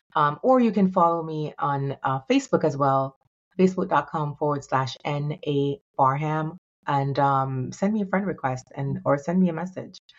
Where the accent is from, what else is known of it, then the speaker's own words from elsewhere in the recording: Jamaica; moved away; also born or lived in New York; I'm a, a young girl, um, growing up in Jamaica